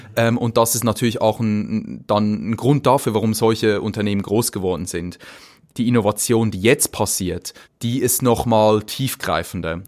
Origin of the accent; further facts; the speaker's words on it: Zürcher Weinland, near Winterthur, Zurich, Switzerland; also born or lived in St. Gallen; ich bin im Zürcher Weinland aufgewachsen, ähm, im Dorf. Das ist nicht weit von Winterthur.